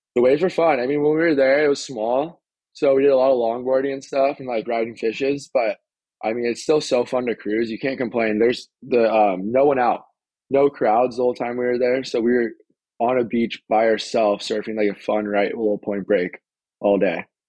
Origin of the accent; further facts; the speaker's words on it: San Clemente, California, United States; I'm from San Clemente, California